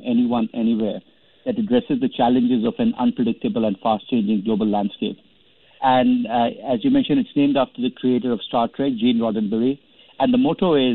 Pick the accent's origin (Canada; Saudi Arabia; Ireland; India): India; I remember as a kid growing up in India